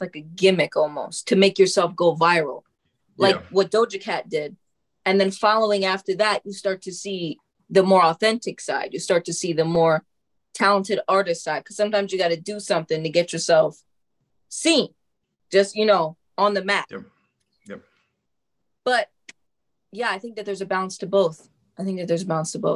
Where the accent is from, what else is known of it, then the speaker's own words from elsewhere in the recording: New York, United States; also born or lived in Tennessee; I am from New York